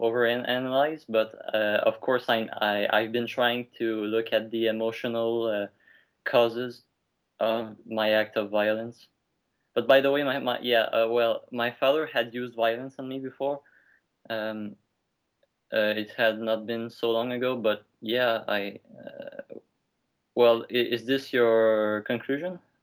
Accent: Canada; English is a second language; I'm French Canadian

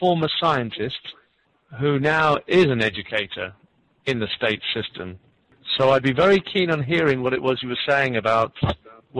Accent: United Kingdom; now in Canada; I'm actually from Great Britain, but I'm now residing in Canada.

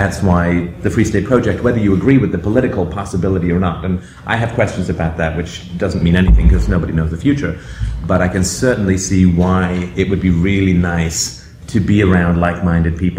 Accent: Canada; I'm from Canada

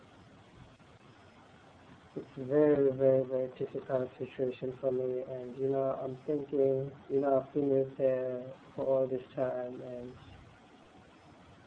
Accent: South Africa; moved away; I'm from South Africa.

